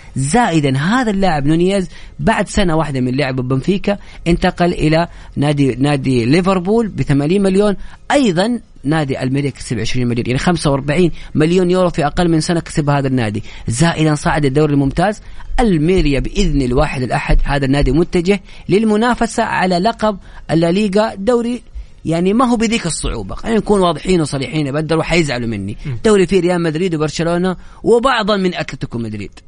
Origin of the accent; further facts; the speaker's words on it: Saudi Arabia; نحن كسعوديين